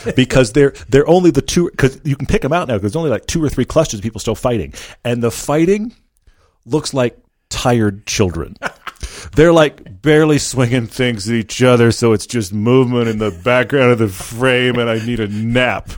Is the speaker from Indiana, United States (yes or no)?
no; Texas, United States; also born or lived in Southern California; now in Park City, United States; I grew up in Texas